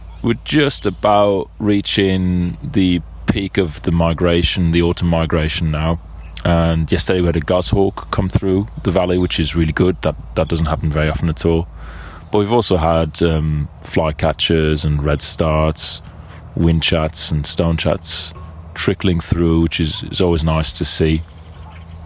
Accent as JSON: {"language": "English", "town": "Birmingham", "region": "West Midlands", "country": "United Kingdom", "said": "I'm a birder from Birmingham in England"}